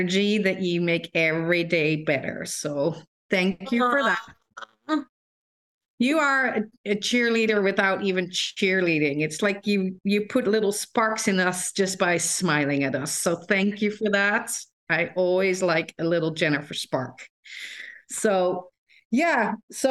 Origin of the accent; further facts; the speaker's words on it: Netherlands; moved away as an adult; I grew up in the Netherlands, and I grew up in one of the few towns in the Netherlands that has a boarding school